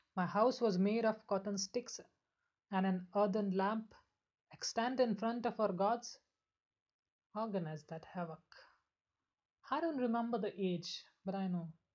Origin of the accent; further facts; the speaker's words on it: Akola, Maharashtra, India; I'm from Akola in Maharashtra.